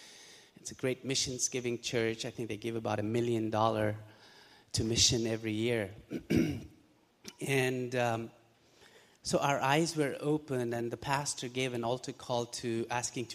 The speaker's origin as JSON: {"language": "English", "country": "Pakistan", "moved": "as an adult", "said": "Both my wife and I, we're originally from Pakistan"}